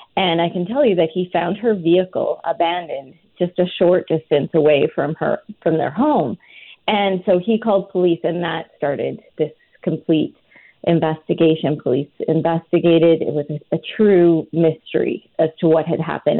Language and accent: English; rural Alberta, Canada; I'm from a really small farming community in rural Alberta